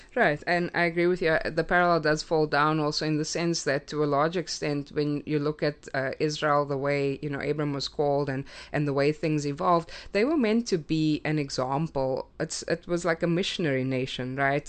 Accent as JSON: {"language": "English", "country": "South Africa", "tie": "born or raised there", "moved": "as an adult", "lives_now": "United States", "said": "I grew up in South Africa"}